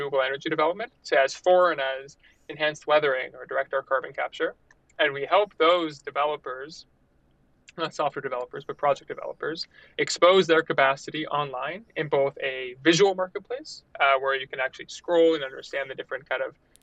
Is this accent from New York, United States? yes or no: yes; New York, United States; moved away as an adult; also born or lived in Montreal, Canada; from New York originally, studied chemical engineering at McGill.